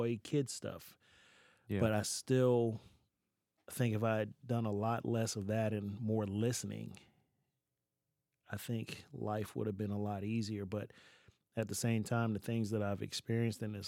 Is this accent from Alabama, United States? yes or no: no; Baltimore, Maryland, United States; moved away as an adult; also born or lived in Nevada; now in Lebanon, United States; born and raised in Baltimore, raised by a single mom